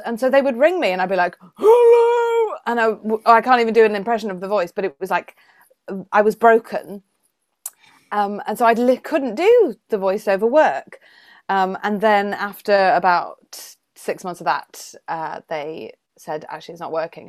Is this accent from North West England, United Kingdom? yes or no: no; Welsh, Wales, United Kingdom; I'm Welsh